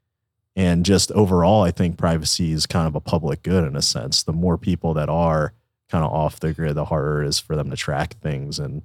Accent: East Coast, United States; now in Texas, United States; We're Italians from the East Coast

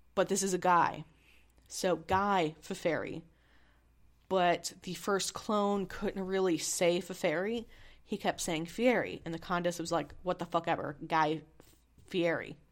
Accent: Missouri, United States; I'm from Missouri

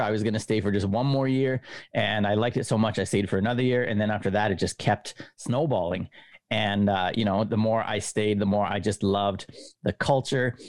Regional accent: Winnipeg, Manitoba, Canada; moved away as an adult; also born or lived in Japan; now in Kobe, Japan; I am from Winnipeg, Canada, right in the very smack in the middle of the coldest part of the nation. Um, I w, I lived there through my university years

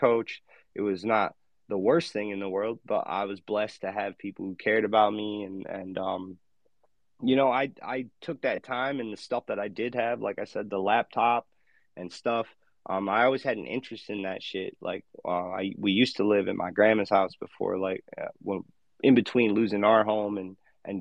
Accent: Michigan, United States; I went to high school in my hometown for a while, for like 3 years. And then I went to Western College in my home state of Michigan.

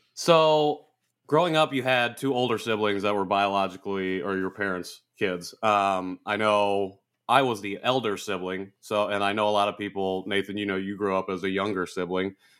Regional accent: Indiana, United States; I'm from Indiana

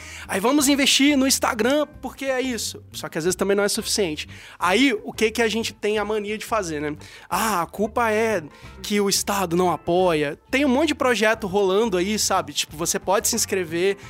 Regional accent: Espírito Santo, Brazil; eu sendo capixaba

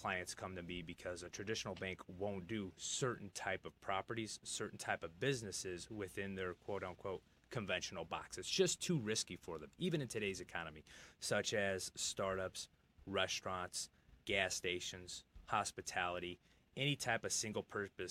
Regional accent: Michigan, United States; also born or lived in Los Angeles, California; I consider myself a native Michigander

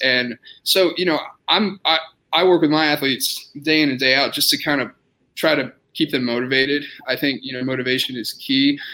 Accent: Austin, Texas, United States; moved away as an adult; also born or lived in San Antonio, Texas / Indiana; now in Lubbock, United States; I'm originally from Austin, Texas.

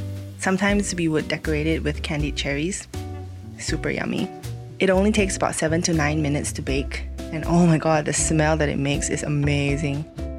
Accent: Malaysia; I'm from Malaysia.

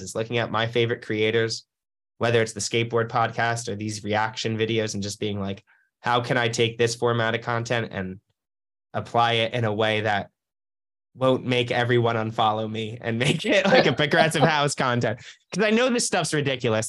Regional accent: New Jersey, United States; moved away as an adult; also born or lived in Los Angeles; I was from New Jersey.

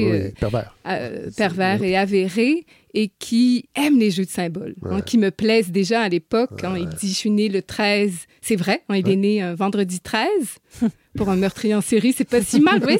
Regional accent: New Brunswick, Canada; Je suis du Nouveau-Brunswick, oui. Donc, je vis à une heure

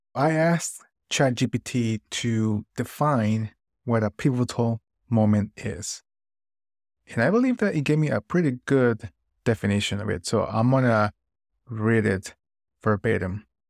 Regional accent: Nicaragua; moved away as an adult; now in United States; moving to the United States after growing up in Nicaragua for twenty years

